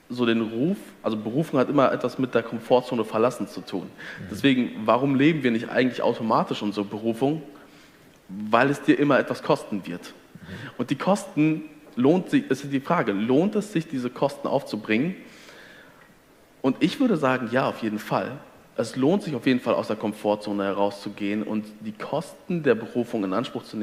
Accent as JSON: {"language": "German", "town": "Detmold", "region": "North Rhine-Westphalia", "country": "Germany", "said": "Also ich komme, wie du sagst, ich komme aus Detmold. Detmold hat auf vergleichbar große Bewohnerzahl doppelt so viele Freikirchen."}